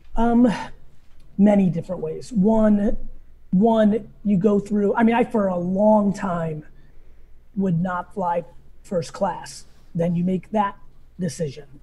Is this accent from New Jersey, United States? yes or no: yes; New Jersey, United States; also born or lived in Soviet Union; I grew up in New Jersey